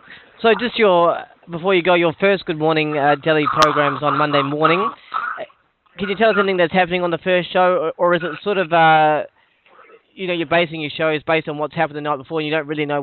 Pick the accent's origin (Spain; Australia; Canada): Australia; Perth, Western Australia; I'm actually from Perth